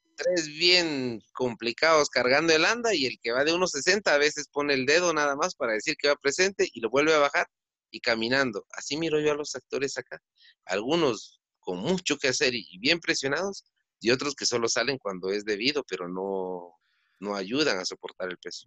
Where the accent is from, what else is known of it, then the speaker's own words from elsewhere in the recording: Guatemala; si somos guatemaltecos